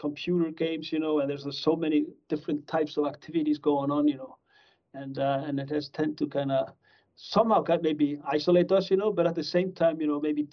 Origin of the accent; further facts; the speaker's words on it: Reykjavik, Capital Region, Iceland; also born or lived in Missouri, United States; I grew up in Iceland, in Reykjavik. You know, this is my hometown.